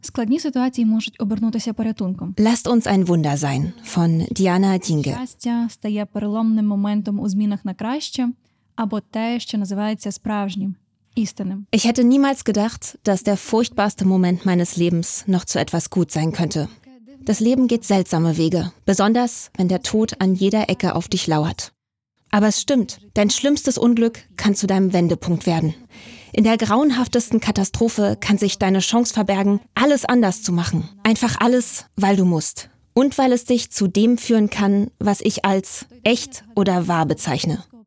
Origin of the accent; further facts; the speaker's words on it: Chernivtsi, Chernivtsi Oblast, Ukraine; moved away as an adult; meiner Heimatstadt